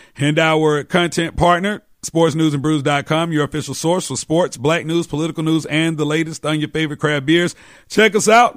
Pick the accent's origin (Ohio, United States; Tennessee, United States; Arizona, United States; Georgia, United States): Georgia, United States; Atlanta; my hometown Atlanta